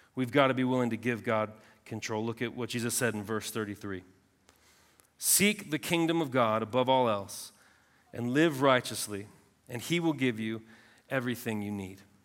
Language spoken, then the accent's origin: English; Southern California, United States; I'm from Southern California